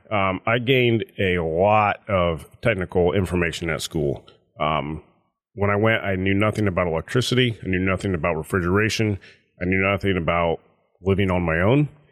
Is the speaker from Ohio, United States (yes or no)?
yes; Paulding County, Ohio, United States; So, I was born and raised in Paulding County. I grew up, uh, south of Junction on a dairy farm